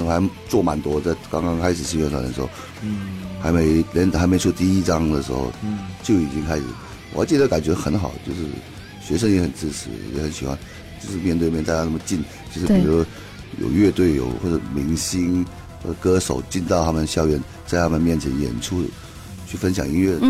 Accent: Hong Kong; now in Taichung, Taiwan; 我那时候在香港嘛，我香港人

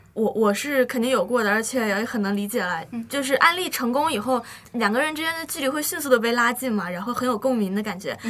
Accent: Nanchang, Jiangxi, China; 我们江西南昌嘛

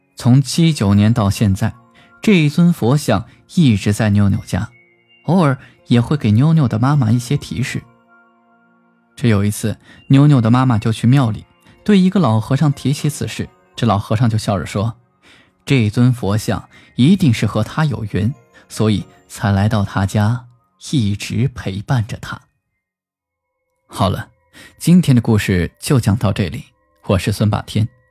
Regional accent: China; 我们中国人信佛的人也很多

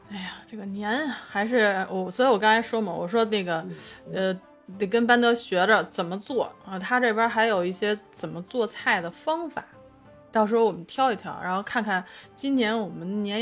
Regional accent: Beijing, China; 作为一个北京人

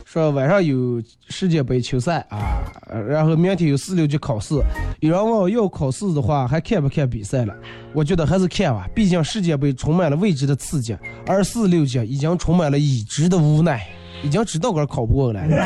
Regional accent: Inner Mongolia, China

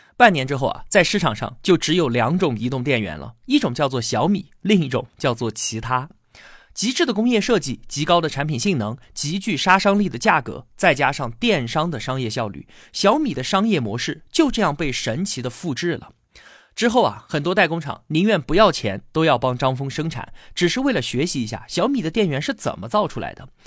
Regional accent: China; 很符合我们中国人的读写习惯

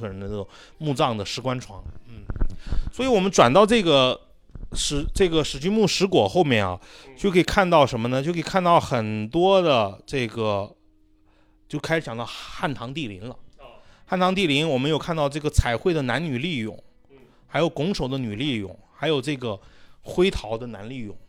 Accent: Xi'an, Shaanxi, China; 后来变成了我们西安人常说的一句方言。

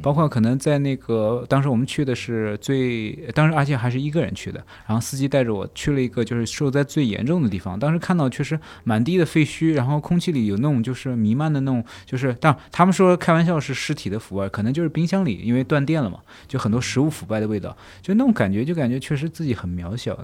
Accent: China; moved away as an adult; also born or lived in Argentina; 作为一个中国人

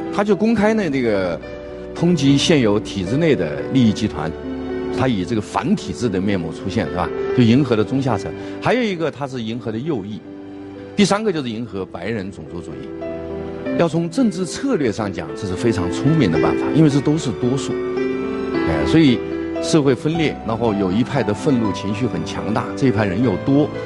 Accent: China; 我们中国人

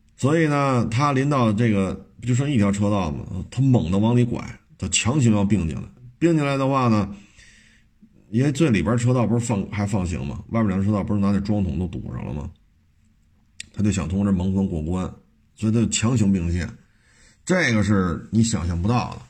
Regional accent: Beijing, China; 我生在北京，长在北京

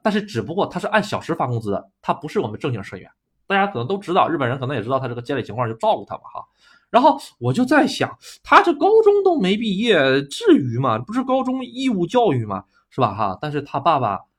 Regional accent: China; moved away as an adult; now in Japan; 咱们中国人是害人之心不可有啊

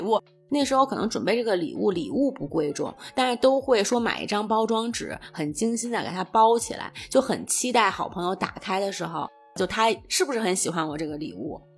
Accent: Beijing, China; 我小的时候在外婆家，外婆家呢也是在东四的一个胡同里头

